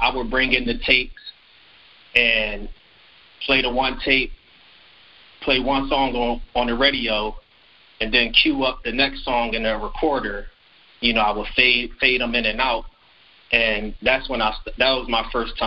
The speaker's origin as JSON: {"language": "English", "town": "Philadelphia", "region": "Pennsylvania", "country": "United States", "tie": "born or raised there", "also_born_or_lived": "Wisconsin", "moved": "as an adult", "lives_now": "Austin, United States", "said": "I was born and raised in Philadelphia, and growing up in Philadelphia"}